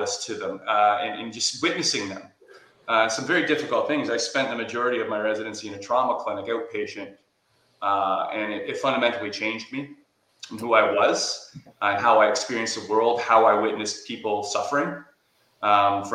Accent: Whitby, Ontario, Canada; I did my clinical residency at Ontario Shores in my hometown of Whitby, Ontario

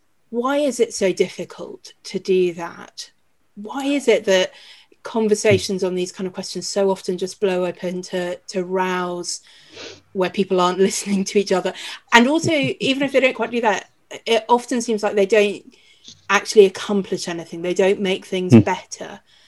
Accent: United Kingdom; as white British people, clearly there is a lot in our history to look back on and feel ashamed of.

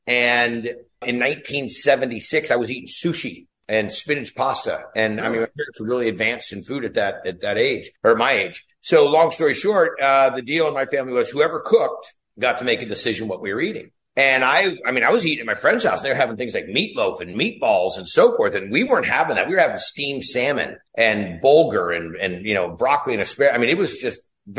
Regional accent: Ferndale, California, United States; So anyhow, I grew up in Northern California. If you ever saw the movie Outbreak with Dustin Hoffman, that's a little town that I was raised in, a little town called Ferndale.

